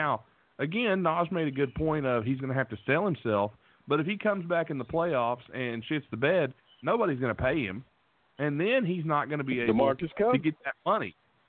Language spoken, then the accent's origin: English; West Virginia, United States; I'm actually from West Virginia